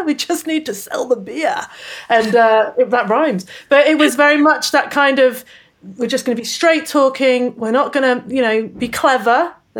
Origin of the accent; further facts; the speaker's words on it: United Kingdom; moved away as an adult; also born or lived in England; now in Australia; I'm actually British, although I live in Australia.